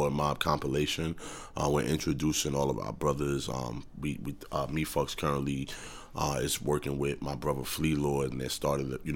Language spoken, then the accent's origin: English; New York City, New York, United States; I'm from Harlem, New York City